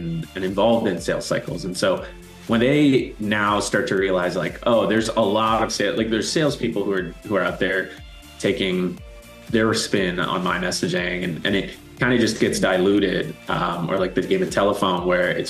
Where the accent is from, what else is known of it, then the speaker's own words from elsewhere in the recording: East Coast, Canada; moved away; also born or lived in Toronto; I'm originally from the East Coast